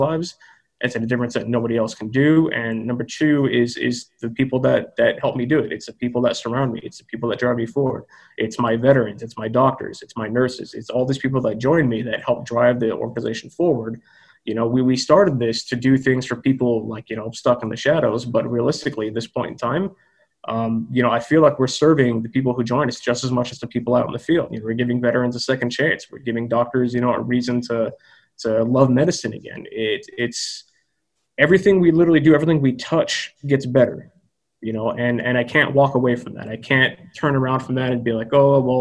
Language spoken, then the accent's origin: English; United States; America, which is my home country